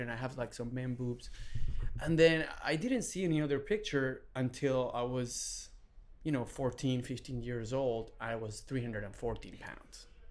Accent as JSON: {"language": "English", "country": "Venezuela", "tie": "born or raised there", "also_born_or_lived": "Texas", "second_language": "English", "moved": "as an adult", "lives_now": "Los Angeles, United States", "said": "I was born in Venezuela. Um, my dad is Syrian. My mom is Venezuelan, Hispanic. I was born in 1981. I have three sisters um, and grew up in a you know beautiful a very humble household."}